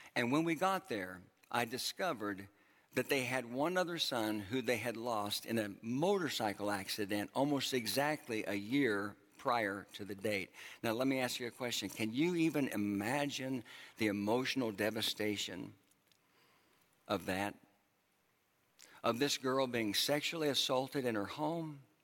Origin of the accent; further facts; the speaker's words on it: Oklahoma, United States; moved away; my home uh, where I grew up in Oklahoma